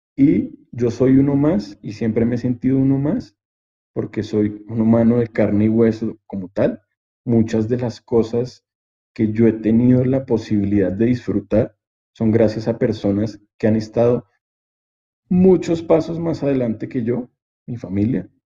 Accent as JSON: {"language": "Spanish", "country": "Colombia", "said": "nos pasa como latinos, nos pasa como colombianos"}